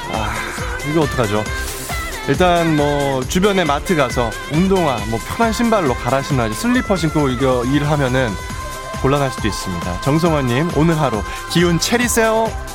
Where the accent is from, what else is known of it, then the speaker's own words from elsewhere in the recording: Bucheon, Gyeonggi Province, South Korea; 부천 출신이기 때문에